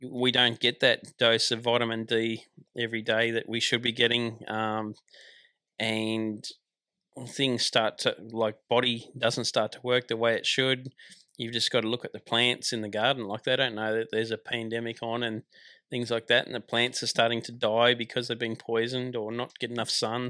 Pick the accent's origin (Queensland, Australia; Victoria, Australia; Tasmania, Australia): Tasmania, Australia; moved away as an adult; I grew up in Tasmania, so it was a good chance to get out of Tasmania and explore Australia